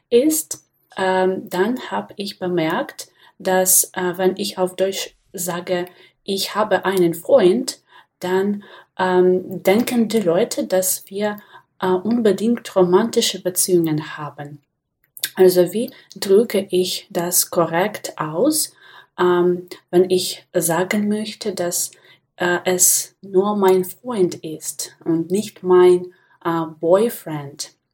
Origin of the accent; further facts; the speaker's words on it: Belarus; German is a second language; ich komme aus Belarus